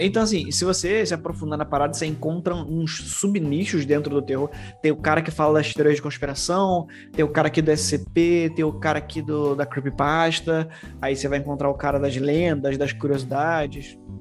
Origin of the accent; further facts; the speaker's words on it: Rio de Janeiro, Brazil; Aqui no Rio de Janeiro